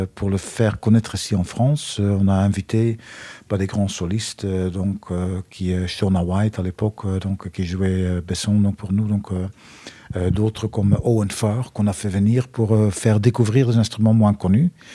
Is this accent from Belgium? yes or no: yes; Flanders, Belgium; accent: Belgian; moved away; Je suis euh, belge d'origine pour ceux qui n'ont pas reconnu mon accent